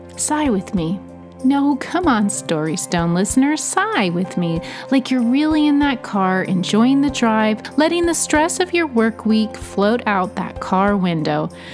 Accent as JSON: {"language": "English", "region": "Oregon", "country": "United States", "tie": "born or raised there", "moved": "yes", "lives_now": "Tennessee, United States", "said": "where I grew up in Oregon"}